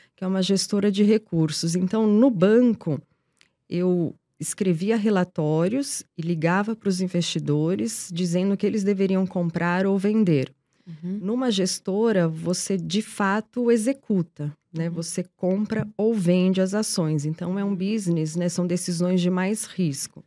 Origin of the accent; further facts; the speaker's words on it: Portugal; now in Brazil; sou portuguesa, mas vivo no Brasil há muito, muito tempo